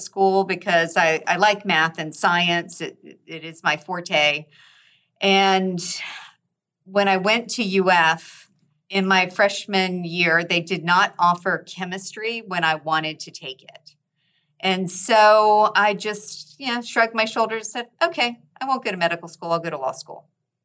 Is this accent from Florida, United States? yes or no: yes; Gainesville, Florida, United States; now in Orlando, United States; I was born and raised in Florida